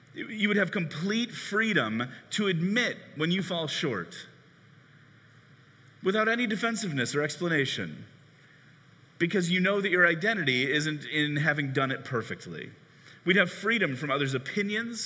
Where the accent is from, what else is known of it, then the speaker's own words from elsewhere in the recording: Chicago, Illinois, United States; I grew up in Chicago in the 90s rooting for the Bulls